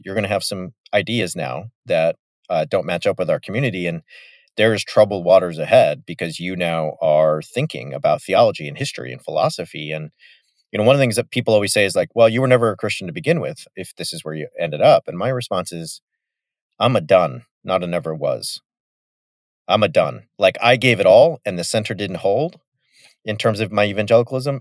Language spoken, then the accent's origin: English; Yorba Linda, California, United States; my hometown is Richard Nixon's hometown